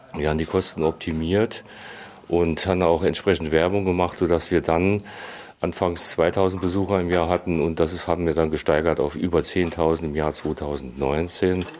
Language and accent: German; Saarland, Germany; Ich bin Saarländer. Saarländer und hier geprägt von der Kultur, vom Umfeld